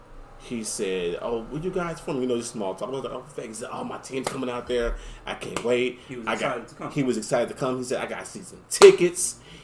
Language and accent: English; Las Vegas, Nevada, United States; I'm from Las Vegas.